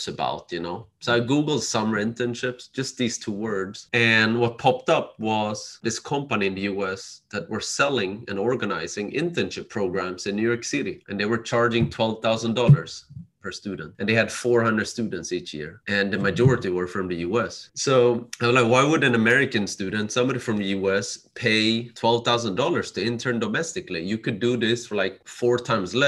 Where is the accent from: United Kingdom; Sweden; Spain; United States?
Sweden; Growing up in Sweden as an immigrant child, my parents from Cambodia.